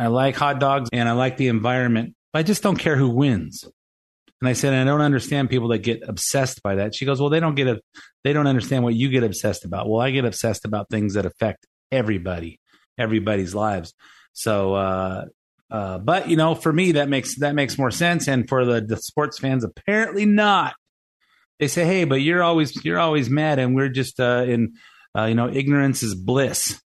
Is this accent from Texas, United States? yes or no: no; Lakewood, California, United States; I was a kid growing up in Lakewood